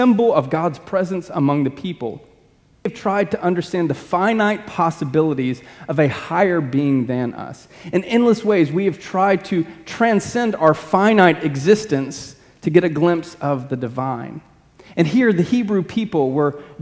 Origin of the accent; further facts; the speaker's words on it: Birmingham, Alabama, United States; I was born in Birmingham